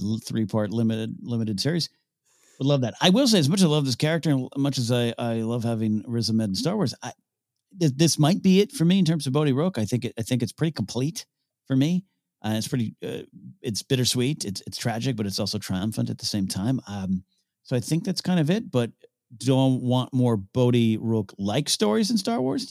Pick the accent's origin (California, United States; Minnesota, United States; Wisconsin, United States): California, United States; San Luis Obispo; San Luis Obispo, my hometown